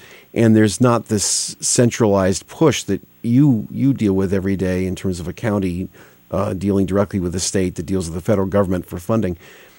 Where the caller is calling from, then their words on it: Connecticut, United States; I'm speaking from Connecticut, which is 173 little towns.